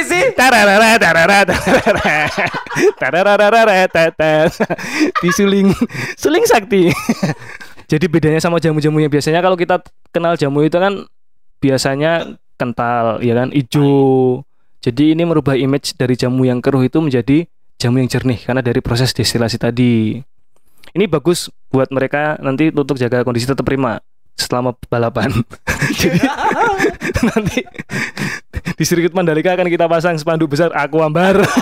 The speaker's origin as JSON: {"language": "Indonesian", "town": "Yogyakarta", "region": "Special Region of Yogyakarta", "country": "Indonesia", "said": "Kita sebagai orang Jogja"}